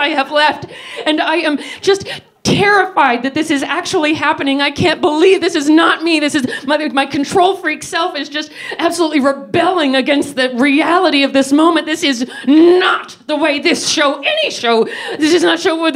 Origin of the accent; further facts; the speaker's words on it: United States; I'm American